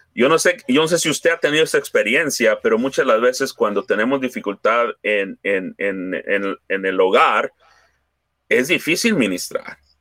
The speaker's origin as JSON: {"language": "Spanish", "country": "Mexico", "said": "somos hispanos, somos mexicanos"}